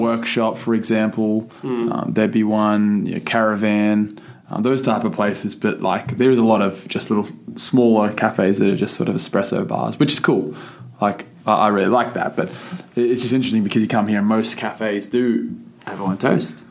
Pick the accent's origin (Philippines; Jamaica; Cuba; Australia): Australia; Figtree, New South Wales; I'm from Fig tree